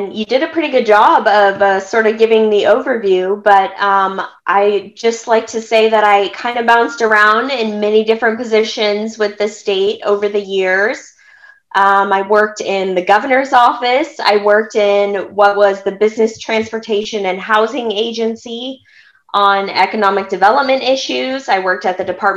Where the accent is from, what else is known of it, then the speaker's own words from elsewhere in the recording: California, United States; I was born and raised in California